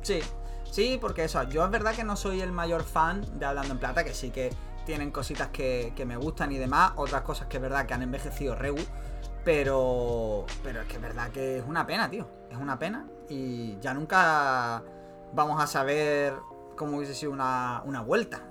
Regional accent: Málaga, Andalusia, Spain; somos de Málaga

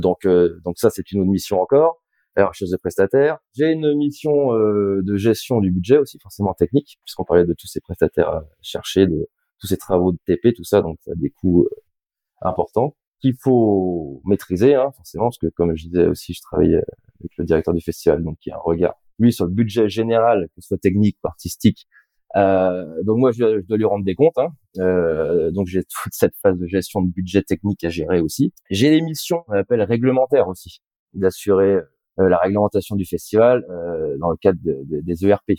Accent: Lorient, Brittany, France; also born or lived in Rennes; je suis de Lorient

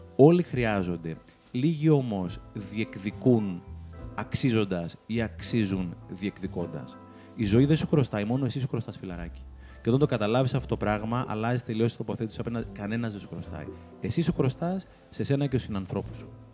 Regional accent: Greece; Είμαι πολύ φανατικό Έλληνα εγώ.

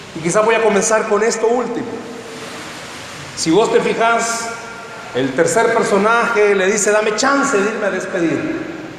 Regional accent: San Salvador, El Salvador; Soy de San Salvador

